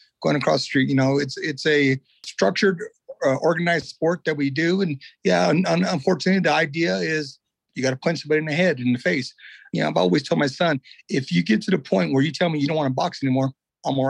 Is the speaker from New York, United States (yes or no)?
no; Tulare, California, United States; I'm from Tulare, California.